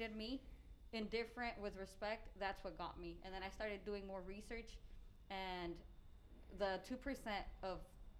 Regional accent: Central Valley, California, United States; moved away; I'm from the Central Valley

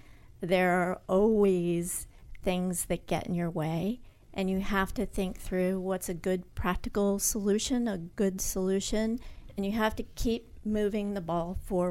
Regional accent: New Hampshire, United States; also born or lived in Connecticut; Born in Connecticut, but did most of my growing up in New Hampshire.

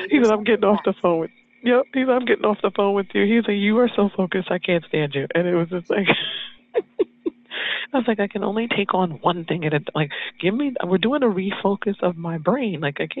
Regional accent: California, United States; So I was always Hollywood because I was in New York, but I was from California.

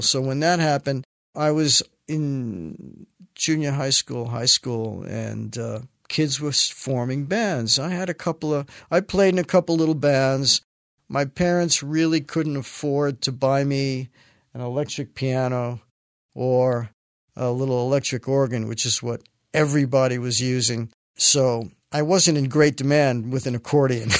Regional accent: New York City, New York, United States; I was born in the Bronx. Uh, my parents lived in the Bronx their entire life

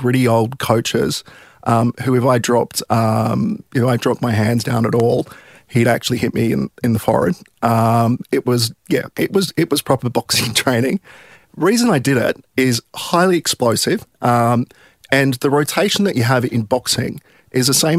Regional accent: Sydney, New South Wales, Australia; I grew up in Milpara, so kind of southwestern suburbs of Sydney

